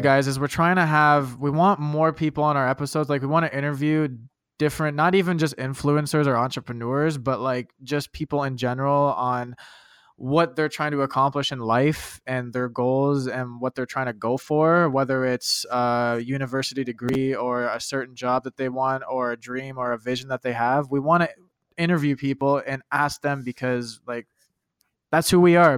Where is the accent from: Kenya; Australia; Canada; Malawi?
Canada; I'm a Canadian